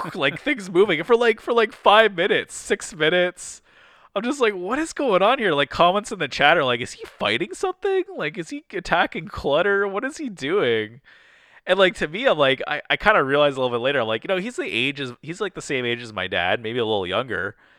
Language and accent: English; Canada; I'm Canadian, but I'm, we're more, you know, we're in Detroit here